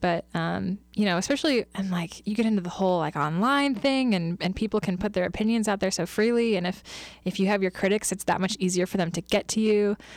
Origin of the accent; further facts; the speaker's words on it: Kansas City, United States; moved away as an adult; now in Lincoln, United States; I'm originally from Kansas City, and I moved up here, um, to Lincoln, actually, after I graduated from K-State